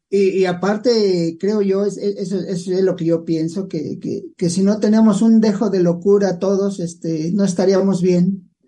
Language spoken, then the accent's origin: Spanish; Mexico; aquí en México decimos los caminos se olvidan, pero la querencia nunca